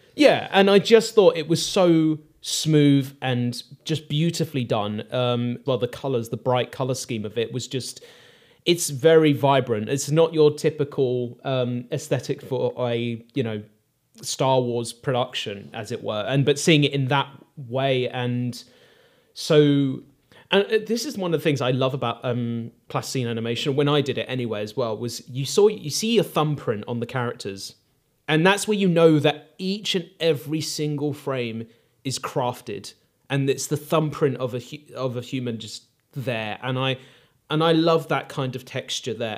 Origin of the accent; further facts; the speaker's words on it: United Kingdom; Aardman is ingrained in British culture and it's a part of, um, you know, our upbringing